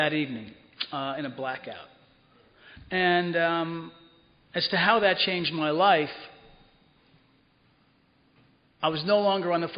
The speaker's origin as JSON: {"language": "English", "town": "Cedar Grove", "region": "New Jersey", "country": "United States", "tie": "born or raised there", "moved": "yes", "said": "I grew up in Cedar Grove, right over the hill"}